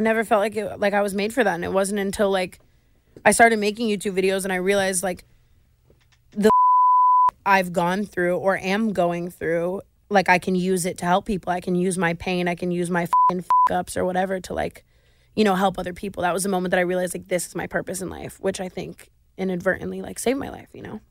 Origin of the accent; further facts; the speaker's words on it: Las Vegas, Nevada, United States; I grew up in Vegas